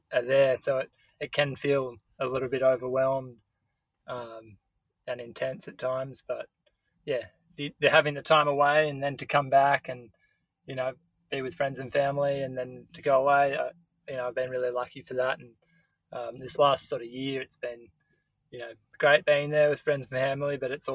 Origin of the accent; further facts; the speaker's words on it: Byron Bay, New South Wales, Australia; also born or lived in Indonesia; I grew up in Byron. That's always been home.